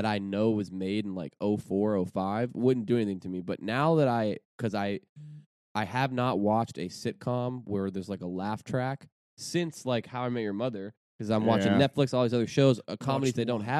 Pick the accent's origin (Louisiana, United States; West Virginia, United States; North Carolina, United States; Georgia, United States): West Virginia, United States; Wheeling; moved away as an adult; also born or lived in Colorado; now in Los Angeles, United States; I lived in Wheeling. I grew up in Wheeling.